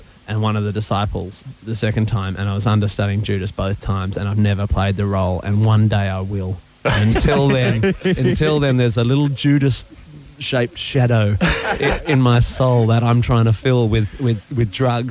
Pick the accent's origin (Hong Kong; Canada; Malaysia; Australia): Australia; Perth, Western Australia; moved away as an adult; I come from Perth in Western Australia